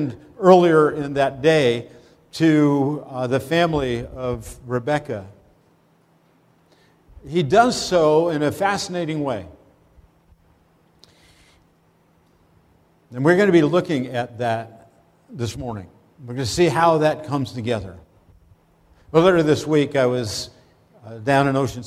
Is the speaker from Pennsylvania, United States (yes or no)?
yes; Pennsylvania, United States; moved away as an adult; also born or lived in Brooklyn; I actually had grown up in Pennsylvania